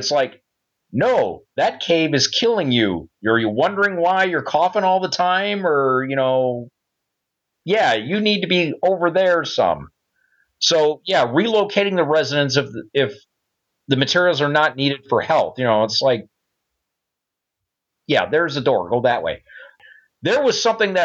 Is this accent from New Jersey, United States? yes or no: no; Belleville, Michigan, United States; if you live in my hometown, it's still known that the lake